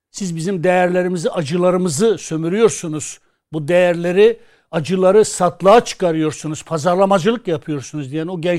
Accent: Turkey; Biz Amerika'nın Kürdü değiliz. Biz Türkiye'nin Kürdüyüz. Biz Kürt asıllı Türk de değiliz. Biz Kürdüz ama Türk bizim kardeşimizdir.

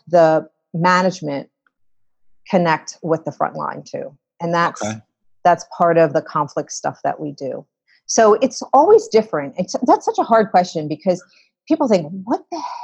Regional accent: Philadelphia, Pennsylvania, United States; I came back to the States in Philadelphia, which is my hometown

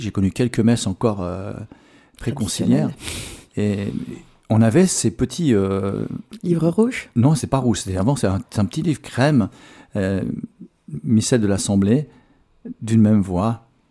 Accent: Switzerland; chez nous en Suisse

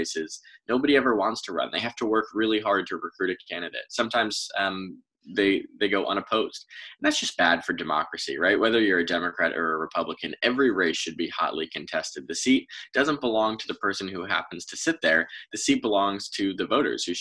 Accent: Fairfield County, Connecticut, United States; When you grow up in Fairfield County

